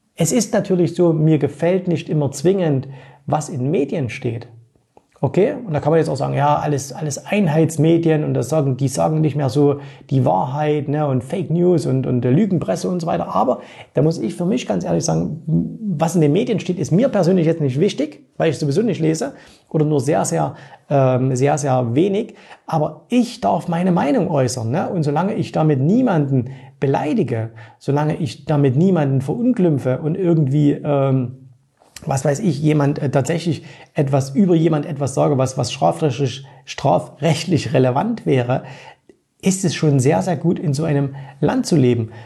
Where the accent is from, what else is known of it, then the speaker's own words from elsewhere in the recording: East Germany, Germany; Ich bin ja im Osten aufgewachsen